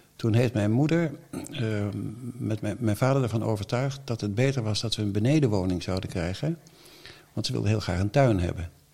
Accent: The Hague, South Holland, Netherlands; also born or lived in Den Bommel; ik ben een Hagenaar

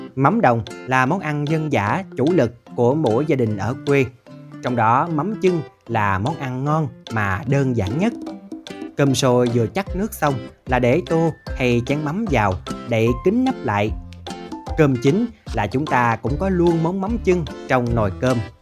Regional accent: Mekong Delta, Vietnam; ở quê tôi, hầu như người lớn ai cũng thuộc lao cách làm mắm đồng

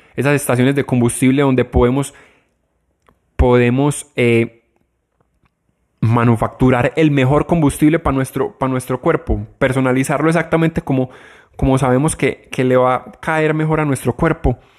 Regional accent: Colombia; acá en mi país

